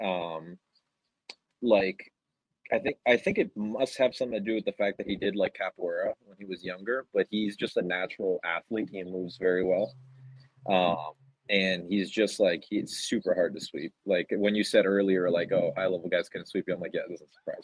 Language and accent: English; Miami, Florida, United States; moved away; also born or lived in Charlotte, North Carolina; I grew up in Florida, in South Florida